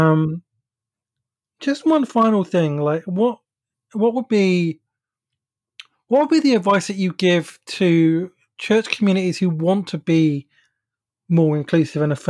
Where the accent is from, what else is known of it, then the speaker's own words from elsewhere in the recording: England, United Kingdom; I grew up in the Methodist Church in England